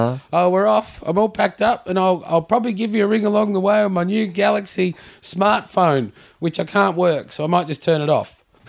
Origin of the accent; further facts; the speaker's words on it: Queensland, Australia; And I'm from Queensland.